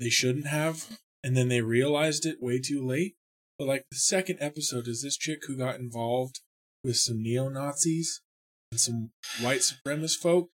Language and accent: English; Magna, Utah, United States; I'm from Magna